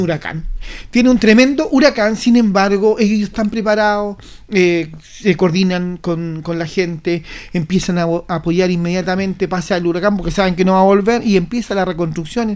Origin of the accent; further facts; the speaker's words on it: Chile; como chileno